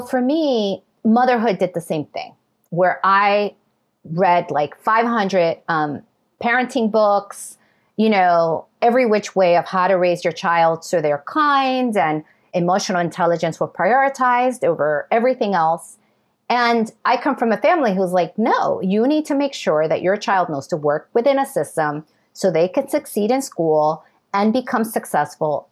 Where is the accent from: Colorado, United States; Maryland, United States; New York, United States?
New York, United States; New York City; I was born in New York City, raised in New York City, educated in New York City